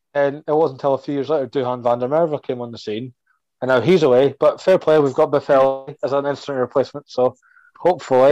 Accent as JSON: {"language": "English", "area": "across the River Forth", "region": "Scotland", "country": "United Kingdom", "said": "where I'm from, I'm across the River Forth"}